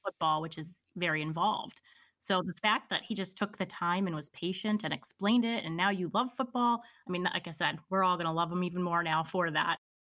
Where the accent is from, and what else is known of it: Pennsylvania, United States; born or raised there